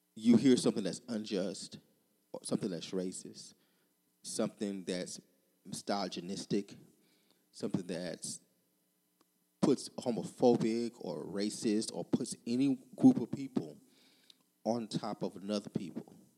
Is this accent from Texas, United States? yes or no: yes; Texas, United States; back to my home state, Texas